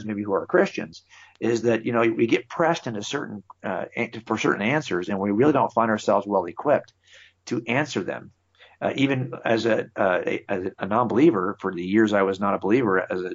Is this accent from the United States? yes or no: yes; California, United States; I've been here my entire life. My dad raised me here.